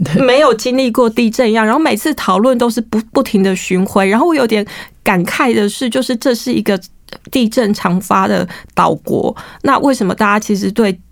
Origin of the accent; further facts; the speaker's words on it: Taiwan; 当地人知道我从台湾来的